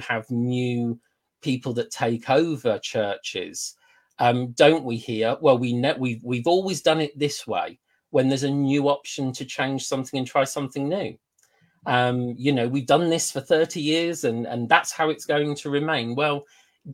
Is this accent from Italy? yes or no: no; United Kingdom; we are British